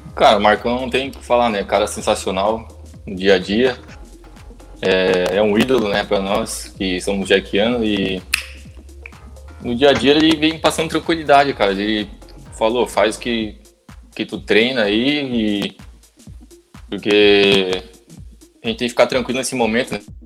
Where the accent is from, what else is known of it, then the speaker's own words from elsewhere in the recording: Joinville, Santa Catarina, Brazil; eu sou daqui, sou torcedor, minha família toda